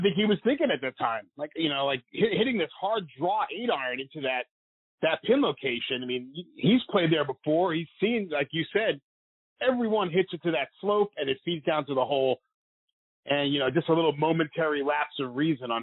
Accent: New York, United States; Me being the New Yorker

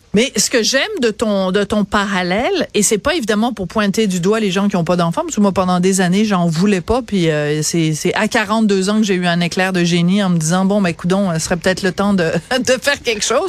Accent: France; now in Quebec, Canada; je suis née en France

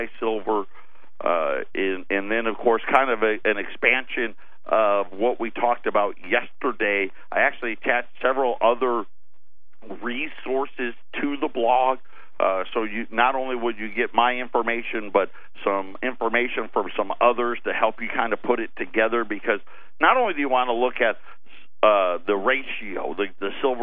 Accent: Jamesville, United States; when I was growing up in Jamesville

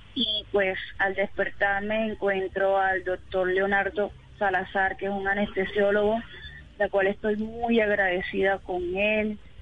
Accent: Cartagena, Bolívar, Colombia; yo soy de Cartagena, Bolívar

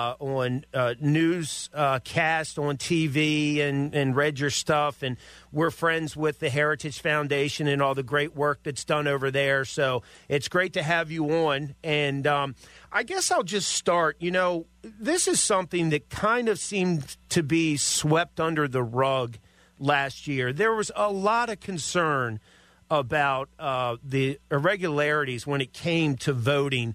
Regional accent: Maryland, United States; I'm from Maryland, grew up in Maryland.

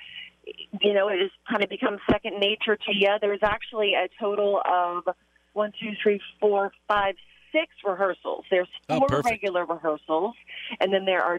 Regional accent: Lexington, Kentucky, United States; now in La Crescent, United States; I'm from Lexington, Kentucky

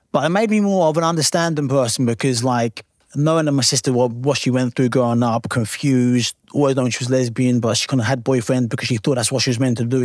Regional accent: Lowestoft, East of England, United Kingdom; my little small town where I'm from in Lowestoft

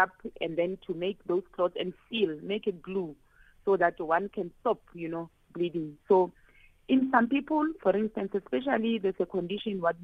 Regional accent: Limpopo, South Africa; I'm from Limpopo.

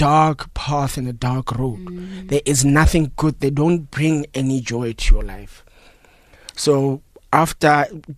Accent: Phalaborwa, Limpopo, South Africa; moved away as an adult; now in Johannesburg, South Africa; I'm originally from Limpopo, Phalaborwa, so I came here.

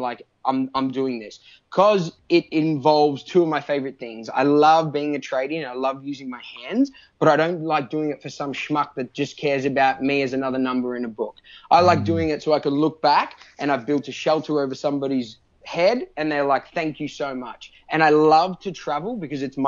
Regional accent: Melbourne, Victoria, Australia; also born or lived in Phillip Island; I grew up in Melbourne, Australia, and I went to high school down on Phillip Island

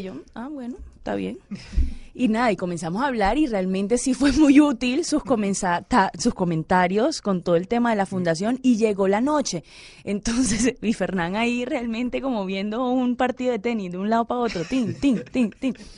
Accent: Santa Marta, Magdalena, Colombia; now in Cali, Colombia; en Santa Marta, en, en mi tierra natal

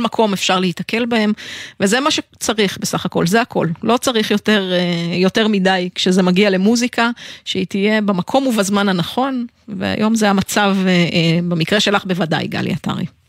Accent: Israel; אנחנו ישראלים

